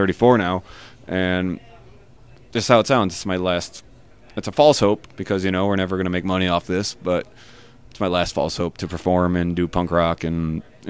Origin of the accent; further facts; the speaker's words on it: Chicago, Illinois, United States; We're from Chicago